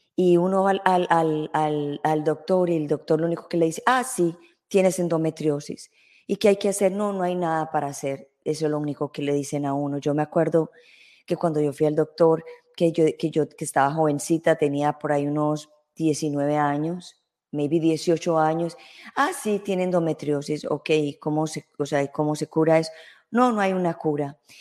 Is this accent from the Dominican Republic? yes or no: no; Colombia; en mi país, Colombia